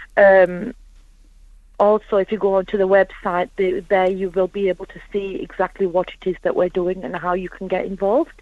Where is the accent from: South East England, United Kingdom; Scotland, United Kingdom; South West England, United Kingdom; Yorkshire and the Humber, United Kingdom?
Yorkshire and the Humber, United Kingdom; Huddersfield; I'm from Huddersfield.